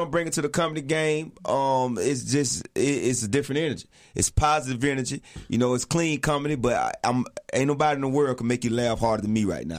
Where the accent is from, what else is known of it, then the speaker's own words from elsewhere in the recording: Millen, Georgia, United States; now in Atlanta, United States; I'm from South Georgia. I'm from a small town called Millen, Georgia.